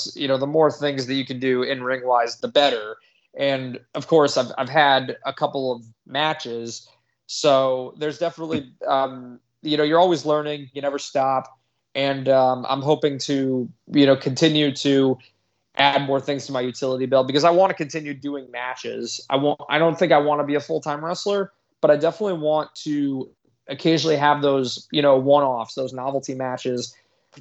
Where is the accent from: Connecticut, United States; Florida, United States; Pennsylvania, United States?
Connecticut, United States; I'm from Connecticut. I'm a native.